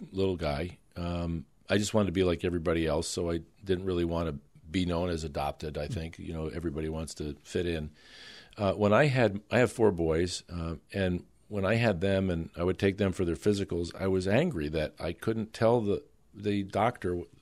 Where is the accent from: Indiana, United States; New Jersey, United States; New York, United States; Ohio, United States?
New York, United States; New York City; born there; Ironically, none of this would impact me because I was born in New York City, and I'm not a legislator or a resident of New York